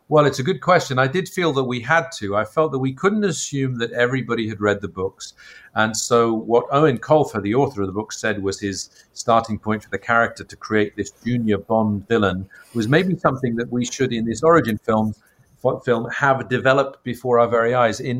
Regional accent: Ireland; because I come from Ireland where Artemis Fowl is set, to read and hear about this mythical place

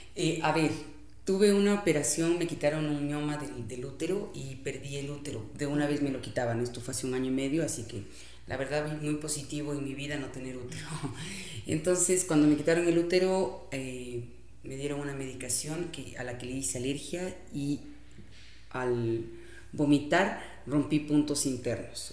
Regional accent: Quito, Pichincha, Ecuador; also born or lived in Santo Domingo, Ecuador; éramos las quiteñas

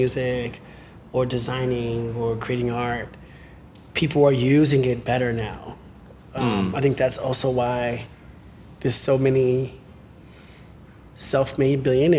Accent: Bronx, New York, United States; Because I'm, I'm from the Bronx. That's not normal. Bronx, Harlem, a town guy. So, and I'm a person of color.

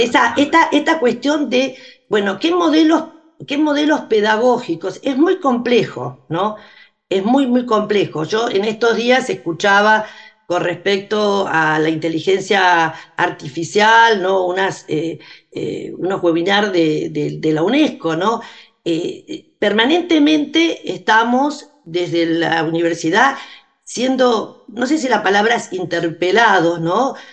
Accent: Arrecifes, Buenos Aires Province, Argentina; en Arrecifes, de donde soy oriunda

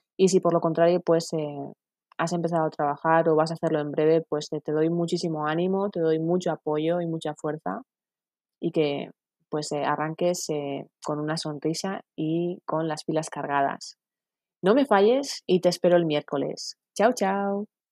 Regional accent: San Sebastián, Basque Country, Spain; Tengo 39 años y soy de San Sebastián.

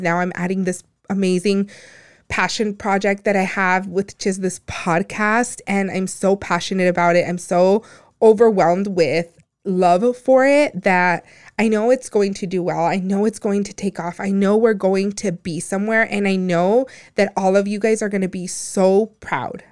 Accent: Phoenix, Arizona, United States; also born or lived in Empalme, Sonora, Mexico / Guaymas, Sonora, Mexico; I was born in, in Palme Sonora, Guaymas, but I was raised here. I was raised in South Phoenix

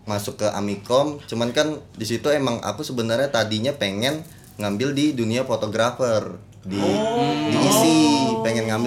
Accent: Pangkalan Bun, Central Kalimantan, Indonesia; sebenarnya uh, aslinya Kalimantan Tengah

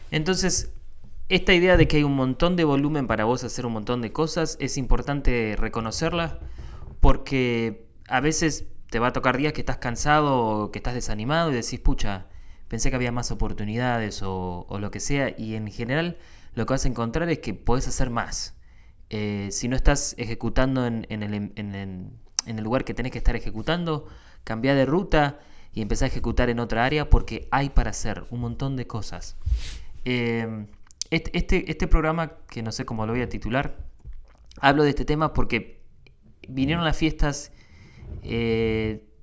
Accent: Argentina; now in United States; vengo de Argentina, que tiene 40 millones de habitantes, y llegas a un país donde hay 10 eh, veces más, casi, 300 y pico de millones

